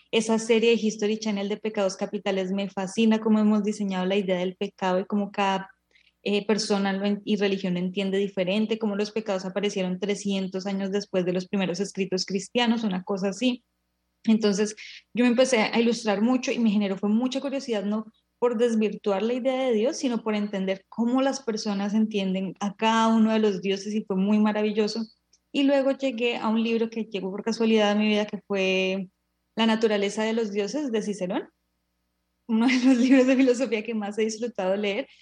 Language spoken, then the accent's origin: Spanish; Colombia; somos colombianas, que somos en el contexto colombiano donde la religión mayoritaria es la religión católica y nuestros papás nos educaron